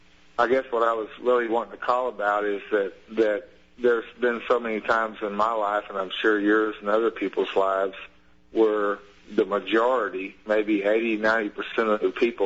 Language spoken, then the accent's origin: English; Texas, United States; also born or lived in Florida; I'm from Texas.